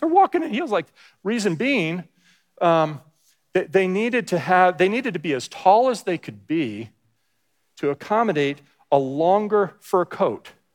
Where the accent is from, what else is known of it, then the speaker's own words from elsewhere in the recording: New Jersey, United States; moved away as an adult; I grew up in New Jersey from fourth grade through high school